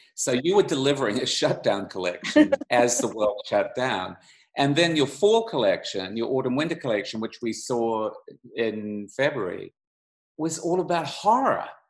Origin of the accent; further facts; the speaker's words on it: Auckland, New Zealand; I grew up in Auckland, New Zealand